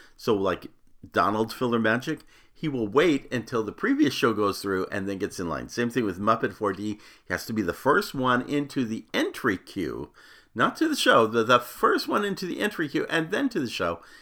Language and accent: English; Phoenix, Arizona, United States; growing up in Phoenix, Arizona